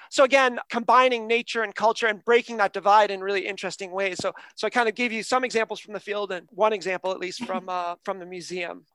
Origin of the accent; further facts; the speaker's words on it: United States; now in Canada; I'm from America. I live in Canada now